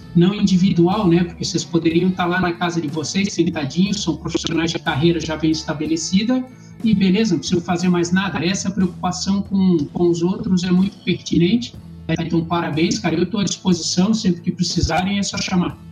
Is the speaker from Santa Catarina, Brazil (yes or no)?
yes; Florianópolis, Santa Catarina, Brazil; eu sou manezinho